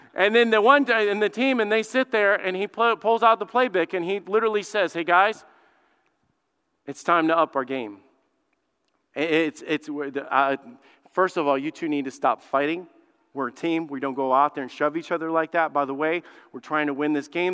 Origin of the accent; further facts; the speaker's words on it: Alabama, United States; I grew up in Alabama. I grew up in the South